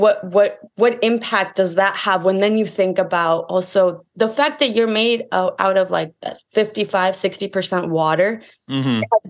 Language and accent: English; Ecuador; moved away as an adult; now in St. Louis, United States; I grew up in Ecuador. Then I came to the United States